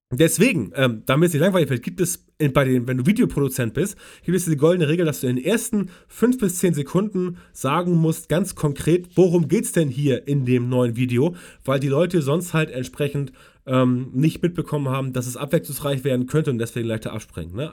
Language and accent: German; West Germany, Germany; weil ich komme aus Westdeutschland und weiß es deswegen nicht genau.